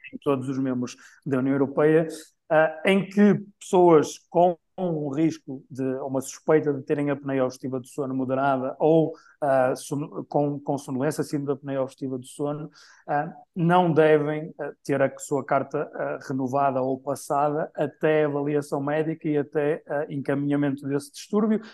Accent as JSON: {"language": "Portuguese", "town": "Braga", "region": "Norte", "country": "Portugal", "tie": "born or raised there", "said": "em Braga, na minha cidade natal"}